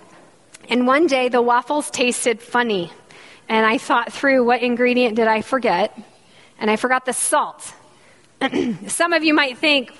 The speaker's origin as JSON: {"language": "English", "region": "Michigan", "country": "United States", "accent": "Canadian", "moved": "yes", "said": "I'm from Michigan. If you can't tell by the strong Canadian accent that I speak with, yes, I'm from the North Country"}